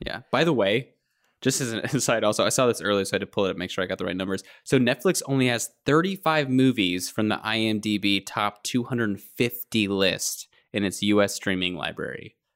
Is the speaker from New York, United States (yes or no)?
no; Kentucky, United States; I grew up in Kentucky. It's a basketball state.